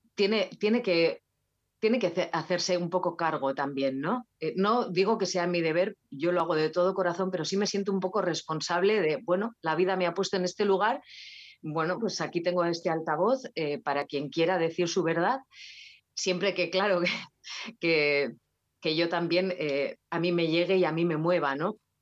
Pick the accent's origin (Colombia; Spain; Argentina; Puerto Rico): Spain; Basque Country; Euskal Herria, que es de donde soy, del País Vasco.